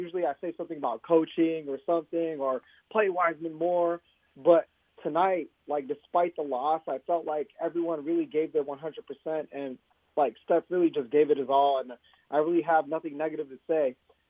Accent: Elk Grove, California, United States; I grew up in Elk Grove, California, watching MJ in 1997, 1998, when I was like 7 or 8 years old

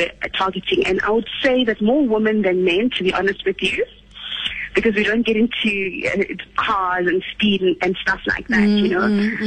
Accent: Uganda; now in South Africa; I'm originally from Uganda, and I've been in the country for the last, 32, 33 years

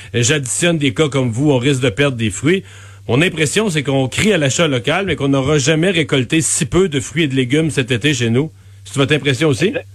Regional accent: Bas-Saint-Laurent, Quebec, Canada; je vous amène dans mon coin de pays, dans le bas du fleuve

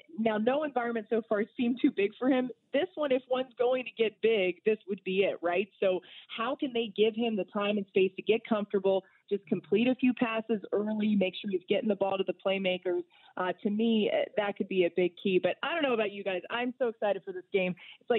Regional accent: Atlanta, Georgia, United States; moved away; also born or lived in Florida; I grew up in Atlanta and in Florida. I spent a lot of time in the state of Florida.

